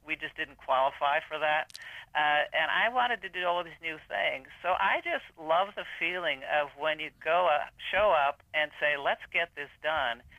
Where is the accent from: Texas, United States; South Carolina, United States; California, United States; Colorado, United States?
Colorado, United States; Colorado Springs; I grew up in Colorado Springs when it was a boom town